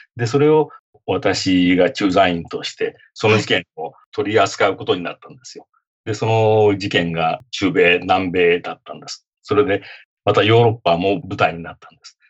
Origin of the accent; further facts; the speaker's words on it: Japan; moved away as an adult; now in United States; 日本人としてね、はい、英語のネイティブじゃない、私